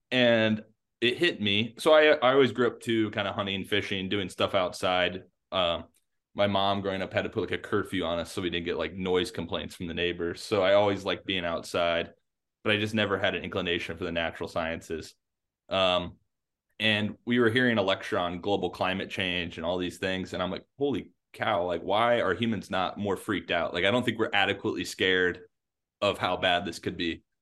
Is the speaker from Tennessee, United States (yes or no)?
yes; Memphis, Tennessee, United States; also born or lived in Madison, United States; I was born in Madison, Wisconsin, uh, in 1995, and then moved down to Memphis, Tennessee, and I've slowly crept my way back up the Mississippi River.